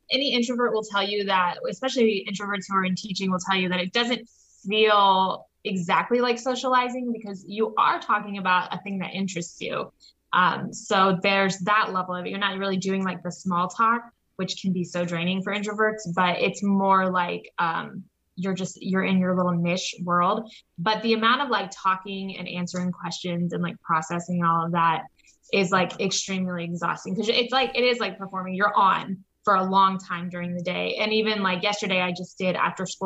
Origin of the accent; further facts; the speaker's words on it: Anchorage, Alaska, United States; born there; also born or lived in Texas / Nebraska; now in Omaha, United States; Um, so I was born in Anchorage, Alaska. Um, and then over the course for like the next 15 years or so, we've moved to Texas, um, like in the, the San Angelo area.